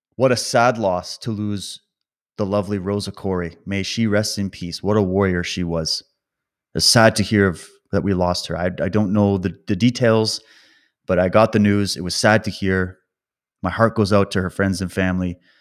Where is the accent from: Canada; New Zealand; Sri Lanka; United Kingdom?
Canada; Calgary, Alberta; moved away; also born or lived in British Columbia; I was born in Calgary, by the way, and that's where my, my mom's side of the family is